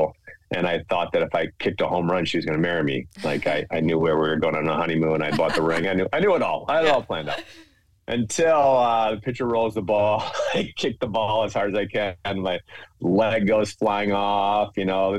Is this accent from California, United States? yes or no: no; Minnesota, United States; I grew up in Minnesota